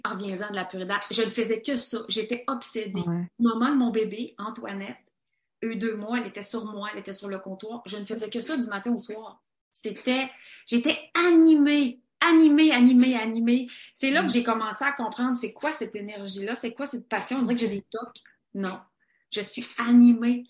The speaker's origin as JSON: {"language": "French", "region": "Quebec", "country": "Canada", "said": "nous, les gens en Amérique du Nord, les gens au Québec"}